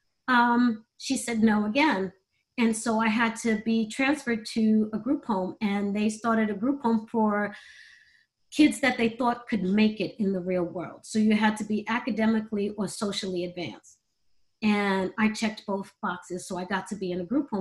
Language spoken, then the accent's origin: English; New York City, New York, United States; I was born and raised in Brooklyn, New York